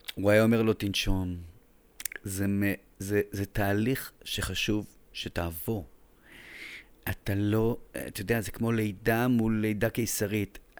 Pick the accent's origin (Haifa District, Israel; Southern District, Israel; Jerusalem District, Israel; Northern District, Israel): Jerusalem District, Israel; Jerusalem; moved away as an adult; now in Tel Aviv, Israel; אני ירושלמי דתי מבני עקיבא